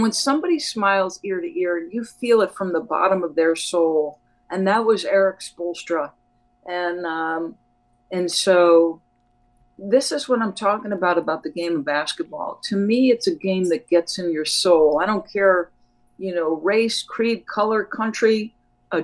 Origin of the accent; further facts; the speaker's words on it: New Jersey, United States; also born or lived in New York; when I was 7 years old, we moved from New York to New Jersey. We happened to move right next door to a park.